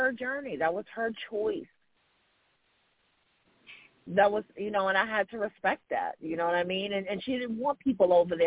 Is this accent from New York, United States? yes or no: yes; New York City, New York, United States; I'm from Jamaica, Queens, too, boo. We're from the same hood